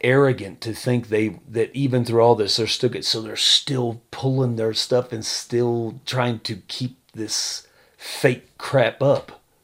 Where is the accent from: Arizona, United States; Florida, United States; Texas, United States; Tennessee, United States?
Texas, United States; I'm from Texas